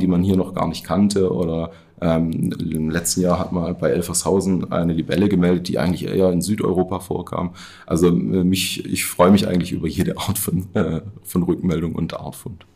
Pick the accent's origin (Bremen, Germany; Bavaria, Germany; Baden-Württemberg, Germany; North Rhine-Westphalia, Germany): Baden-Württemberg, Germany; moved away as an adult; also born or lived in Tübingen; now in Rhön, Germany; ich bin in Baden-Württemberg aufgewachsen, groß geworden